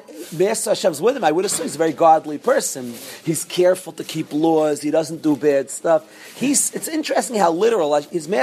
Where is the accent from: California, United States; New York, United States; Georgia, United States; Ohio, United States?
New York, United States; When I was growing up, I grew up in New York.